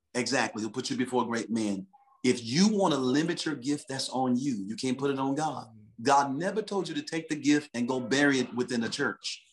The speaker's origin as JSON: {"language": "English", "town": "Detroit", "region": "Michigan", "country": "United States", "tie": "born or raised there", "moved": "yes", "lives_now": "California, United States", "said": "I'm from Detroit City"}